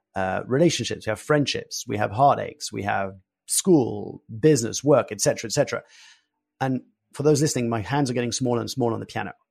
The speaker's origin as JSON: {"language": "English", "country": "France", "tie": "born or raised there", "said": "I was born and raised in France"}